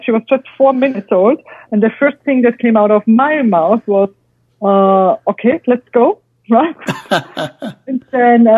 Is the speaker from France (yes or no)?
yes; southern France, France; moved away; My heart is still French, in the south of France, where my grandfather and my father lived, and I spent half of my childhood